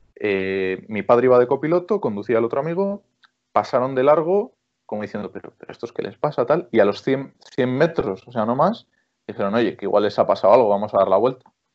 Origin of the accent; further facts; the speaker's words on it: Cervera de Pisuerga, Castile and León, Spain; en mi pueblo, aquí en Palencia, en Cervera de Pisuerga